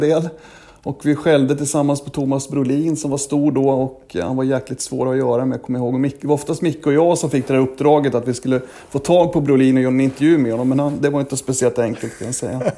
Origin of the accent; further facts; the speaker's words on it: Sweden; moved away as an adult; also born or lived in Gävle; now in Washington, United States; när jag var hemma i Sverige